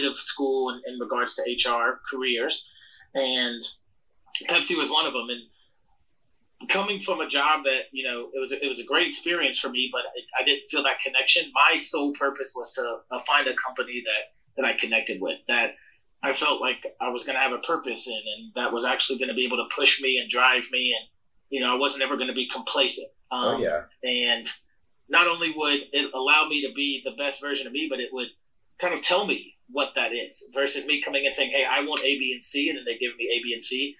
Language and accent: English; South Carolina, United States; moved away; I'm from South Carolina, born and raised